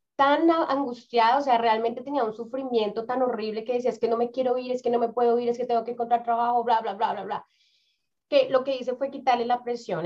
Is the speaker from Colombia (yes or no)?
yes; Bogotá, Colombia; moved away as an adult; now in New Zealand; yo vengo de Bogotá, Bogotá es una ciudad demasiado grande